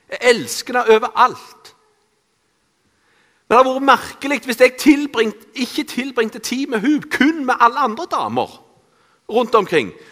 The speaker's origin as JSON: {"language": "Norwegian", "town": "Randaberg", "region": "Rogaland", "country": "Norway", "tie": "born or raised there", "said": "Jeg er oppvokst på Bø på Randaberg. Eh, jeg eh, i en kristen familie."}